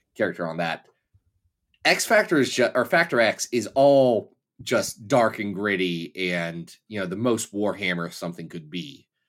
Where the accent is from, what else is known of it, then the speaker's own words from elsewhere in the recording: Kentucky, United States; I'm from Kentucky